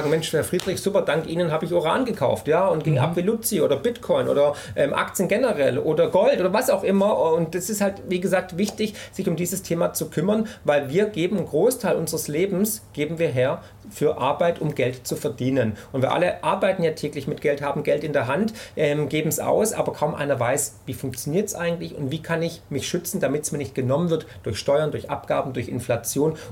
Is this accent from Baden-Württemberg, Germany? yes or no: yes; Baden-Württemberg, Germany; ich bin ja Schwabe, ja, und die Schwaben haben es irgendwie im Blut, glaube ich.